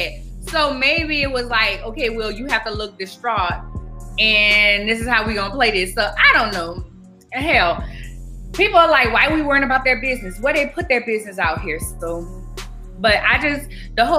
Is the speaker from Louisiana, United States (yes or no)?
yes; New Orleans, Louisiana, United States; I'm originally from New Orleans